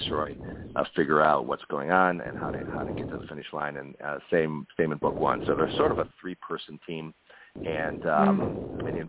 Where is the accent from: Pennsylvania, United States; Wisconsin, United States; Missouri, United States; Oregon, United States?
Wisconsin, United States; Milwaukee; my hometown, the Milwaukee area